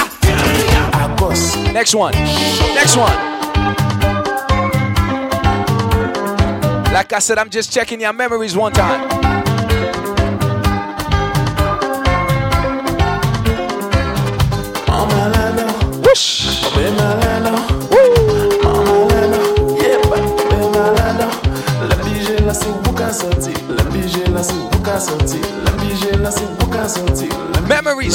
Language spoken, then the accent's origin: English; Haiti; now in New York, United States; I was born and raised in Haiti